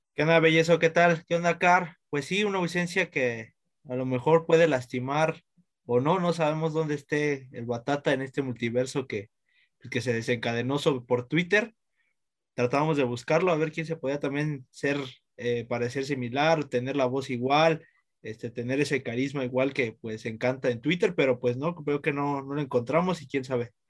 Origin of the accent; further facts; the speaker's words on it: Mexico City, Mexico; yo soy de México